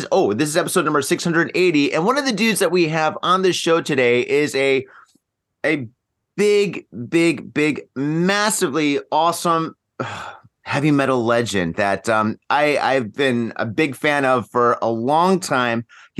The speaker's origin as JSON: {"language": "English", "region": "Michigan", "country": "United States", "tie": "born or raised there", "moved": "yes", "lives_now": "Japan", "said": "I grew up in Michigan"}